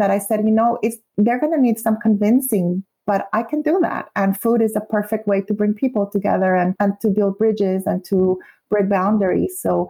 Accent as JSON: {"language": "English", "country": "Guatemala", "said": "I would say I'm from Guatemala, and yes, some Latin Americans eat tacos, but you will only find fajitas in Mexican restaurants."}